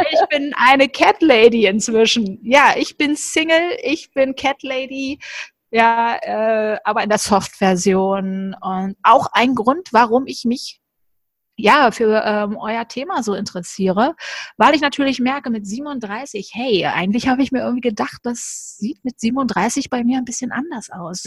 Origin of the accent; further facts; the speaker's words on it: Berlin, Germany; moved away; also born or lived in Cologne; ich bin ja in Berlin aufgewachsen und dann bin ich dann irgendwann nach Köln gezogen